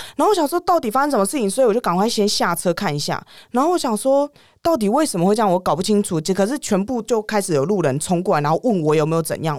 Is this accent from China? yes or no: no; Taiwan; moved away as an adult; 我们台湾